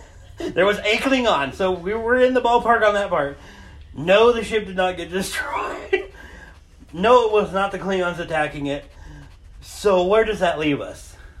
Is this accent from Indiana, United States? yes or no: no; Montana, United States; moved away; I'm from Montana originally.